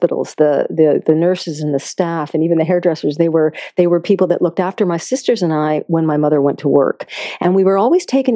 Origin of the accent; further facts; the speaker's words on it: Concord, Massachusetts, United States; So I grew up in Massachusetts, a very beautiful, beautiful state, actually in Concord, Mass., only a mile away from Walden Pond